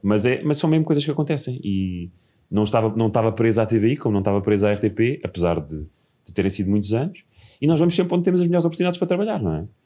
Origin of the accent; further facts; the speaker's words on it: Margem Sul, Setúbal, Portugal; no quinto ano, passei para uma escola pública, na Margem Sul